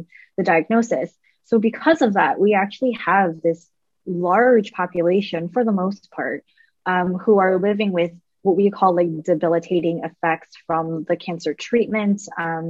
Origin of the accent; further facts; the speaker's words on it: Canada; moved away as an adult; now in United States; I'm a Canadian lady.